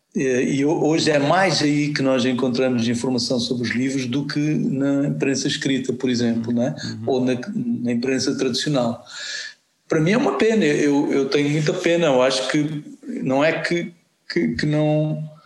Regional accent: Angola; Eu comecei a escrever para tentar eh, me compreender dentro de Angola, não é? Como angolano

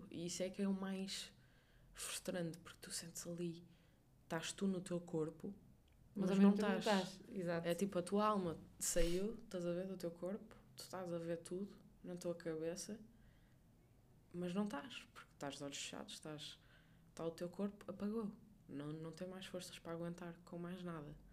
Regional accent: Portugal; isso para um povo como nós, portugueses, que estamos habituados a ser calorosos

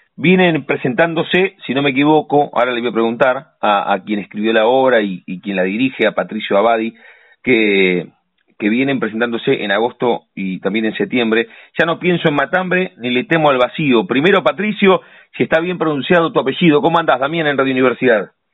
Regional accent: La Plata, Buenos Aires Province, Argentina; los que nacimos y vivimos en La Plata

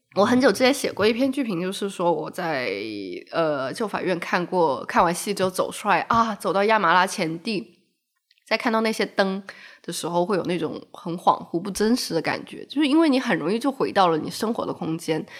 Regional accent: Shenzhen, Guangdong, China; moved away; also born or lived in Macau; 刚好我从澳门搬家回深圳，我对于这个地方还有一些好奇

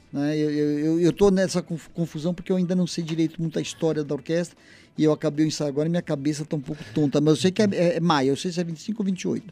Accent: São Paulo, Brazil; eu sou de São Paulo

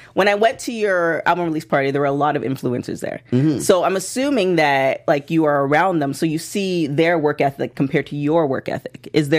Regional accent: Canada; now in United States; so I am also Canadian

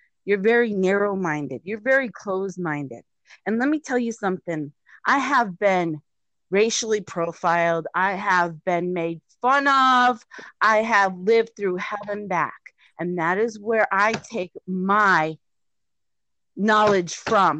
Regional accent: United States; I am an American. I was born in this country.

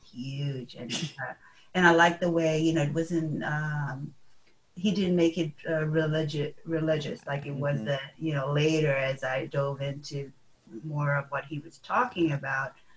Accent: Fiji; I was born in Fiji and um, born and raised

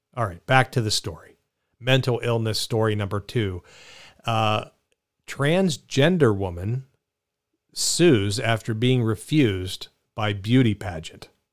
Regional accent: Pittsburgh, Pennsylvania, United States; I kinda like jag off 'cause I grew up in Pittsburgh

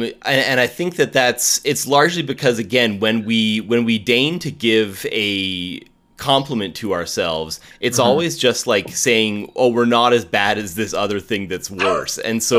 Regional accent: the Prairies, Canada; also born or lived in Ontario; So I was born in Ontario, but I've been out on the prairies since 87. So we have a much more neutral accent than the East Coast does

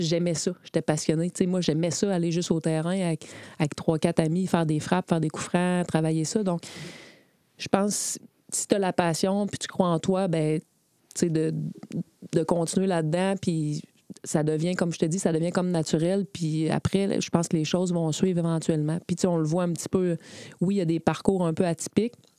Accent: Quebec City, Quebec, Canada; je viens de Beauport, donc j'ai joué à Beauport. J'ai commencé à 8 ans.

